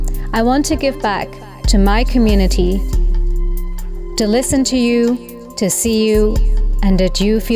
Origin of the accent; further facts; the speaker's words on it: Netherlands; I was born in the Netherlands and I'm of Indian origin. I grew up in a family with parents of Indian origin.